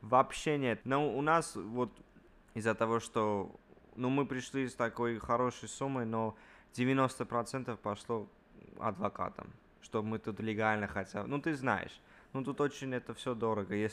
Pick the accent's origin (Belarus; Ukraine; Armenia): Armenia; now in United States; Мы приехали, официально приехали из Армении но мы вообще сюда не, не даже не хотели приезжать, но так получилась такая жизненная ситуация, что так надо было.